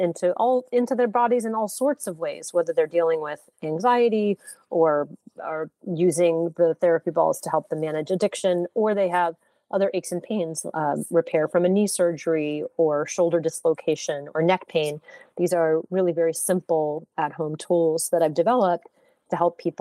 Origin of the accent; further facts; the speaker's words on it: Santa Fe, New Mexico, United States; also born or lived in New Orleans, Louisiana; I'm originally from New Orleans, Louisiana, but I grew up in Santa Fe, New Mexico. So the majority of my childhood was spent in the Southwest